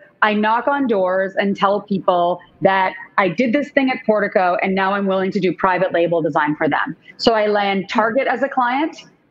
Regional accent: Canada; moved away; I'm a kid from Canada

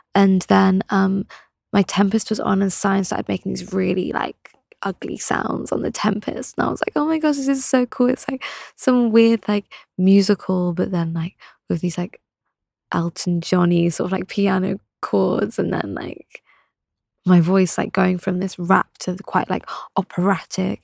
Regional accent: England, United Kingdom; also born or lived in London; in my home town, it was very one way

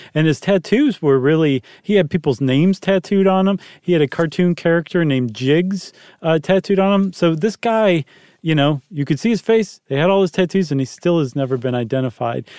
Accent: Toledo, Ohio, United States; I'm from Toledo.

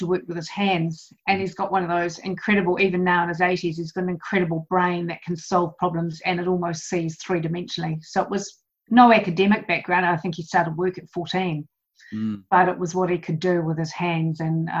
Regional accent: Auckland, New Zealand; I was brought up in Auckland.

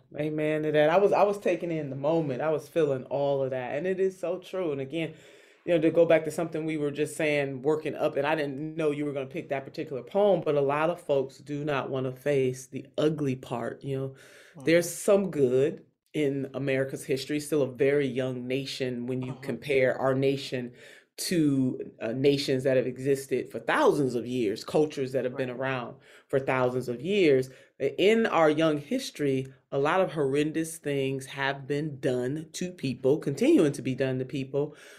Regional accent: Alabama, United States; I met Ashley, so I'm from Alabama, too.

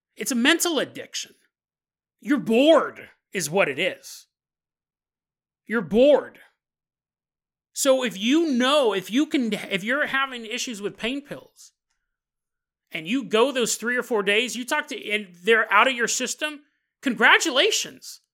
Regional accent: Orangevale, California, United States; Growing up in Orangevale, California

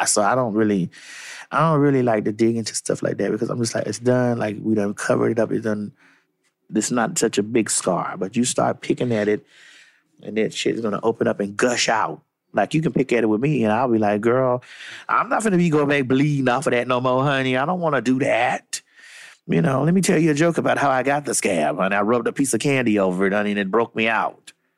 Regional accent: Miami, Florida, United States; I'm from Miami, guys, and I lived through Hurricane Andrew.

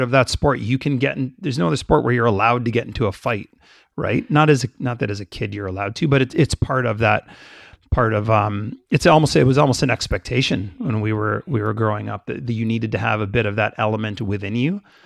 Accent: Canada; My family's Jamaican. I grew up in Canada.

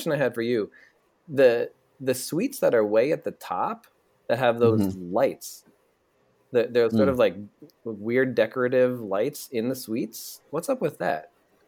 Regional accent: East Coast, United States; Because obviously I'm from the East Coast. I like New York teams.

